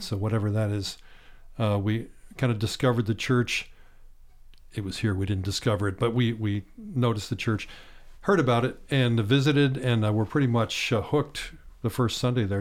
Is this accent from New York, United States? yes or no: no; Bedford, Pennsylvania, United States; moved away as an adult; also born or lived in Clarks Summit, Pennsylvania / State College, Pennsylvania; grew up on a farm seven miles outside of Bedford, Pennsylvania, south central part of Pennsylvania.